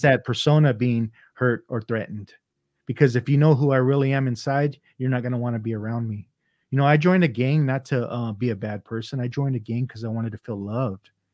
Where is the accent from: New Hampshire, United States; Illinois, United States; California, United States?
California, United States; Los Angeles; first language Vietnamese; English is a second language; I grew up in San Pedro